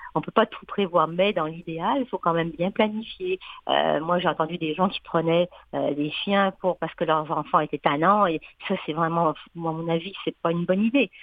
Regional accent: France; accent: French; now in Quebec, Canada; je viens de la France, comme mon accent trahit

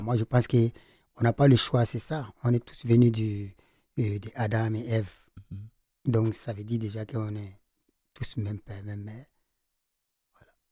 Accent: Djibo, Sahel, Burkina Faso; Je viens du Sahel, dans le carrément dans le Sahel, à Djibo

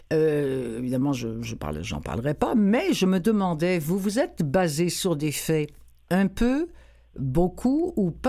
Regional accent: France; accent: French; avec mon gros accent français

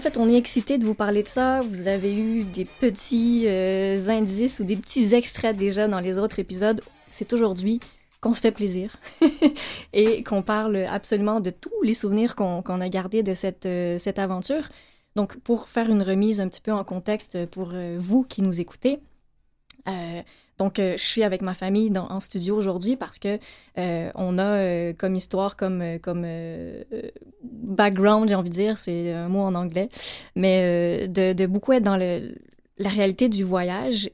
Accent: Laval, Quebec, Canada; moved away; on a grandi à Laval

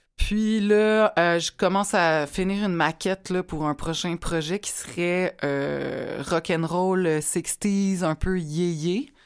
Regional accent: Repentigny, Quebec, Canada; je viens de Repentigny

